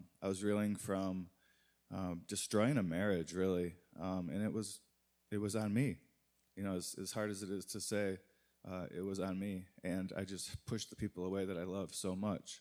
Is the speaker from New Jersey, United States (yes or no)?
no; Muskegon, Michigan, United States; now in Detroit, United States; Originally from Muskegon, Michigan